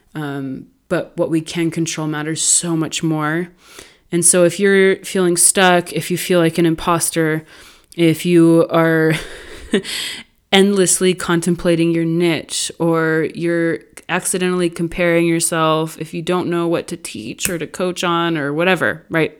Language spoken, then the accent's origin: English; California, United States; I grew up in California.